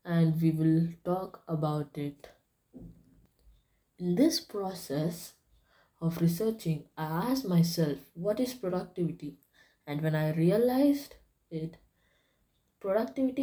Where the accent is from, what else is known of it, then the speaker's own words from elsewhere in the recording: India; I'm from India